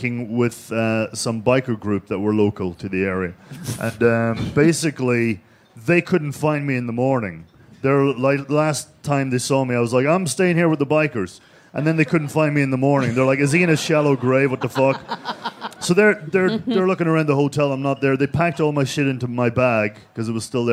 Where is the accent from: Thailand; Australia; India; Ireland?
Ireland; I'm fucking Irish